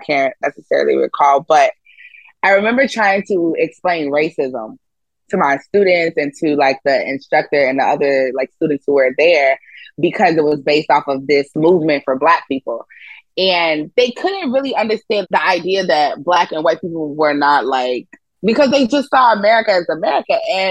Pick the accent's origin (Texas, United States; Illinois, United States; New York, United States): Illinois, United States; Oak Park; also born or lived in China; I grew up in Oak Park in the Chicago suburb